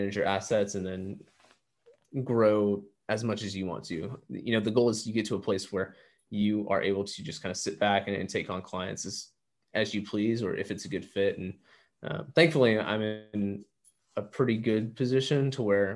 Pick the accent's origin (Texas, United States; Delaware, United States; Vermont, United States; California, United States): Texas, United States; Kingwood; also born or lived in Arizona; now in Austin, United States; I grew up in a little town called Kingwood, Texas, which is the northeast side of Houston